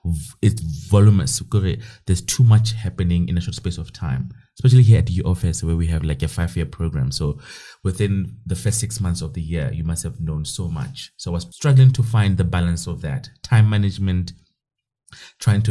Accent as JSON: {"language": "English", "town": "Kroonstad", "region": "Free State", "country": "South Africa", "tie": "born or raised there", "said": "So now I'm from Kronstadt. It's a small town in the Free State, Northern Free State. That's where I'm from. Born and bred and went to school there."}